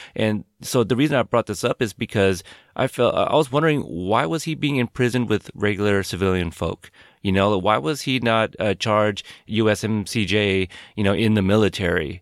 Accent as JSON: {"language": "English", "region": "West Coast", "country": "United States", "tie": "born or raised there", "said": "I grew up like, um, like a West Coast kid."}